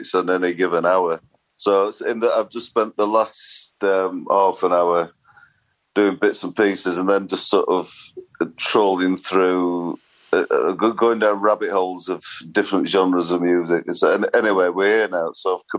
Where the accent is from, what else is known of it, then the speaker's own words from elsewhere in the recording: Sheffield, Yorkshire and the Humber, United Kingdom; I was brought up in Sheffield and my grandma died when I was around 10, so we moved as a family from a rather less salubrious area to posh Sheffield.